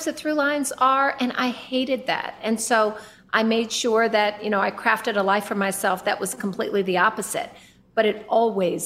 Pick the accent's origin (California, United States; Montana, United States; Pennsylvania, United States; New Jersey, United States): California, United States; Oakland; I was born in East Oakland, California.